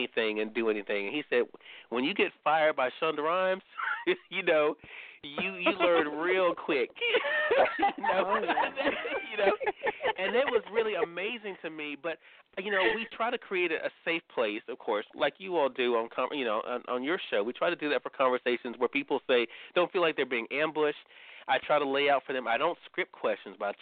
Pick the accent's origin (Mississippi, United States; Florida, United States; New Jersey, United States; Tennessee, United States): Mississippi, United States; I'm from Mississippi